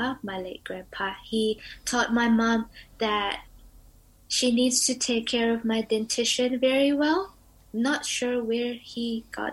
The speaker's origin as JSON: {"language": "English", "country": "Indonesia", "moved": "yes", "lives_now": "Dunedin, New Zealand", "said": "I'm from Indonesia"}